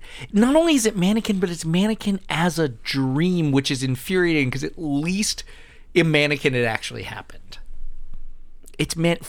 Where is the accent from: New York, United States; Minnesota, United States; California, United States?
California, United States; I'm so Californian